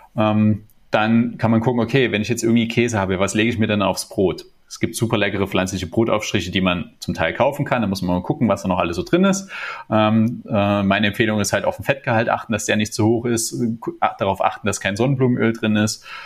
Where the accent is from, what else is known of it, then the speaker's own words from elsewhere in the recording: Germany; bei uns in Deutschland